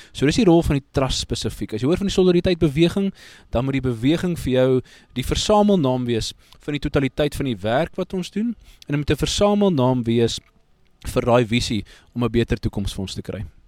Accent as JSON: {"language": "Afrikaans", "country": "South Africa"}